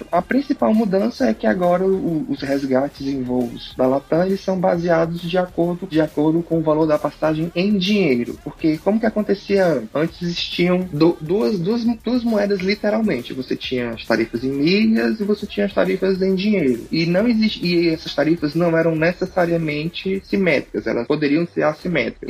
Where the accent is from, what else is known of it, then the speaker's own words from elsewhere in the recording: Fortaleza, Ceará, Brazil; sou de Fortaleza